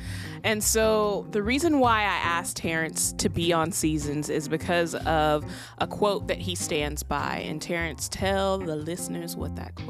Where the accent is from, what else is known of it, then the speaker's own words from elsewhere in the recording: Compton, California, United States; now in Central Coast, California, United States; I came from Compton from a place where, you know, there was drugs, violence.